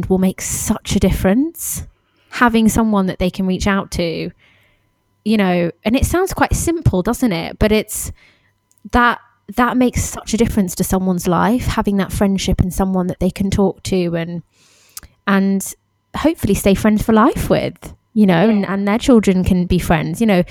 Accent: United Kingdom; moved away; we're all British expats

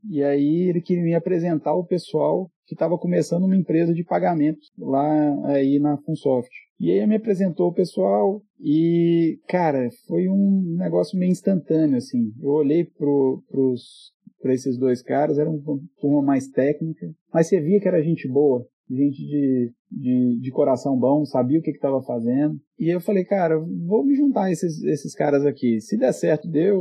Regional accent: Belo Horizonte, Minas Gerais, Brazil; Eu sou de BH

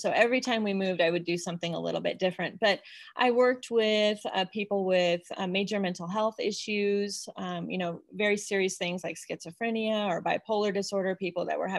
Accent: Illinois, United States; also born or lived in Colorado; now in Salt Lake City, United States; I grew up in Illinois in Colorado, and my parents are in Colorado, so we get to go back there for vacations.

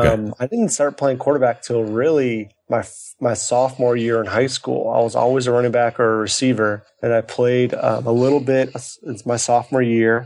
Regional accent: Chicago, Illinois, United States; So I'm from Chicago. Born and raised in Chicago, and ended up actually going to college up in Northwestern, just, you know, a few miles north of the city.

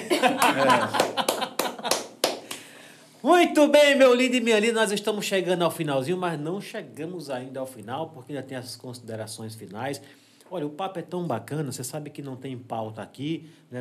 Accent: Água Branca, Alagoas, Brazil; moved away as an adult; also born or lived in São Paulo; now in Delmiro Gouveia, Brazil; Eu sou de Delmiro, eu sou de Água Branca, da Serra uhum. da Jurema, em, em, Água Branca

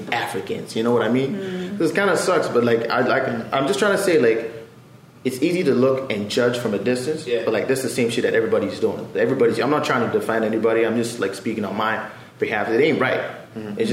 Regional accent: Fort McMurray, Alberta, Canada; I'm a black person who grew up in Fort McMurray

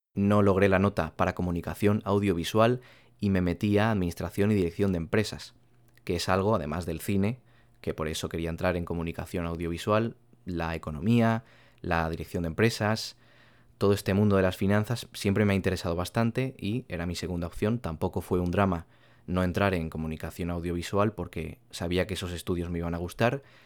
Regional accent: Castellón de la Plana, Valencian Community, Spain; Soy de una ciudad al ladito de Valencia que se llama Castellón de la Plana

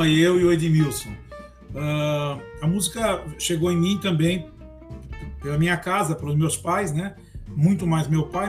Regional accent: São Paulo, Brazil; a gente é da Zona Norte, da Vila Maria

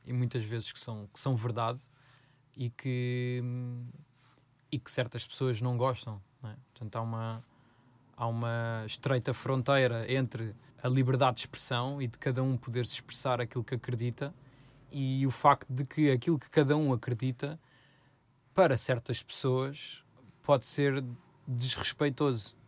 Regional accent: Odivelas, Lisbon, Portugal; foi um sítio onde nós crescemos, em Odivelas

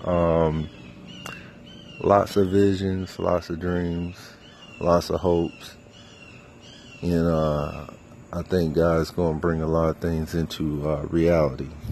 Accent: Fayetteville, North Carolina, United States; I grew up Fayetteville

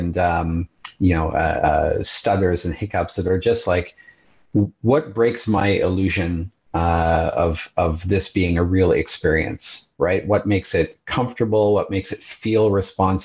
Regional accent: Montreal, Quebec, Canada; moved away; I have a good friend, a high school friend that I grew up with back in Montreal

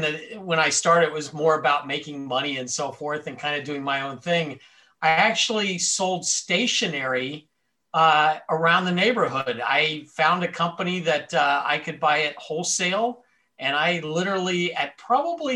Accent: Miami, Florida, United States; I was born and raised in Miami, Florida, lived there almost my entire life

